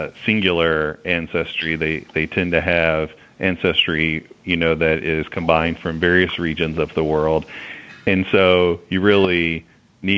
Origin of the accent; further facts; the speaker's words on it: the South, United States; I'm from the South